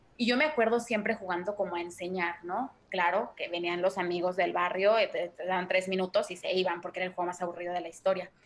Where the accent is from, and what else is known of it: Mexico